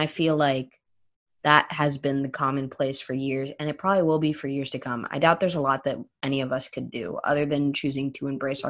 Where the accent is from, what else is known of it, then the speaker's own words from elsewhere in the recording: Florida, United States; That's my home state, Florida. That's an hour from my house